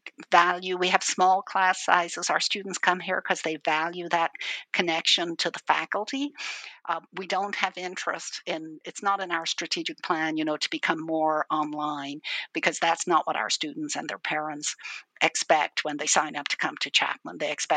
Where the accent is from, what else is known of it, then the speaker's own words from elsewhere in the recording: Dublin, Leinster, Ireland; I'm originally from Ireland. I grew up in Dublin, in Ireland.